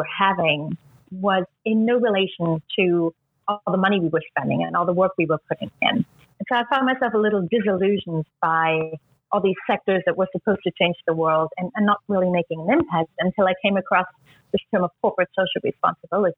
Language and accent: English; East Germany, Germany; moved away; I was born and raised in East Germany